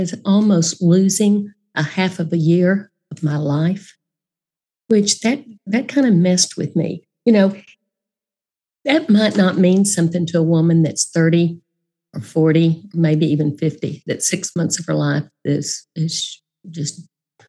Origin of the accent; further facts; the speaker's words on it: Dallas, Texas, United States; I grew up in Dallas.